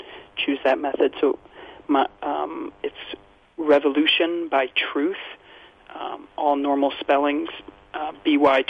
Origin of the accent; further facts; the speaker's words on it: Kentucky, United States; my home state when I was growing up of Kentucky